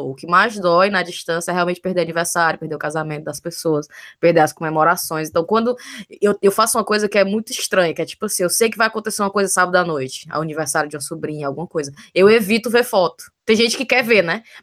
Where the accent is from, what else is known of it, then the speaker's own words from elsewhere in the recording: Brazil; moved away as an adult; Se quando a gente saiu do Brasil e a gente decidiu que realmente vem morar aqui, os ex da gente estavam todos se declarando pra gente antes da gente vir pra cá.